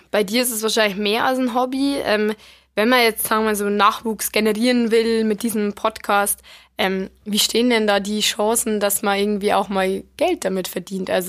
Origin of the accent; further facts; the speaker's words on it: Regensburg, Bavaria, Germany; Ich finde, als Regensburger, wenn man dann irgendwie Bundesliga schaut